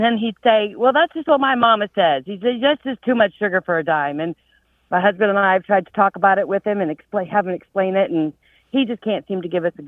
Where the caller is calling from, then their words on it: Atlanta, Georgia, United States; I'm calling from Atlanta